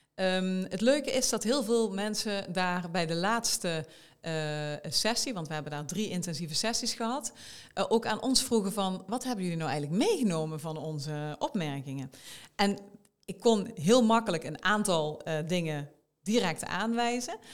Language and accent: Dutch; South Limburg, Netherlands; moved away as an adult; now in Eindhoven, Netherlands; ik kom uit Zuid-Limburg van origine.